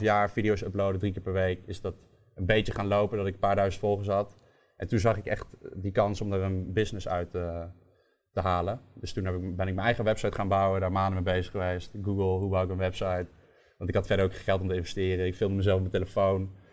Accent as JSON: {"language": "Dutch", "town": "Nijmegen", "region": "Gelderland", "country": "Netherlands", "said": "Ik kwam uit Nijmegen"}